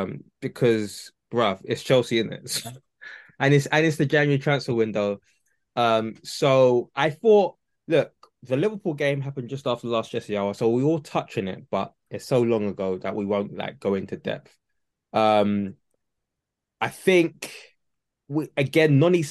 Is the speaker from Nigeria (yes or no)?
yes; Nigeria; I'm Nigerian